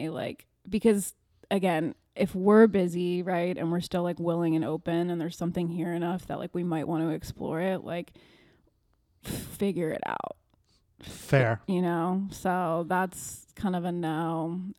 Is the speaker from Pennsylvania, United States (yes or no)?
no; Virginia, United States; I'm from Virginia.